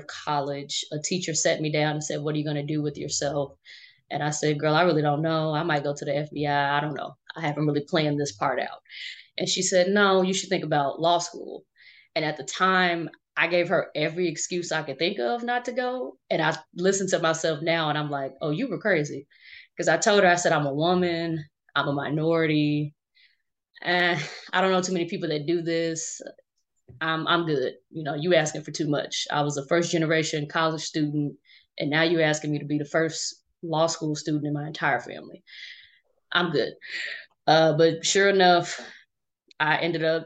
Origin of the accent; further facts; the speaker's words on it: Chicago, Illinois, United States; now in Kansas City, United States; we tell people we're from Chicago